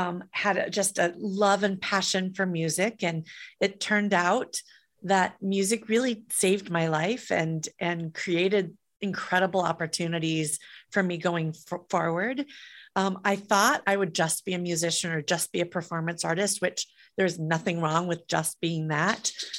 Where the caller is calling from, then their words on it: California, United States; I'm in the San Francisco Bay Area.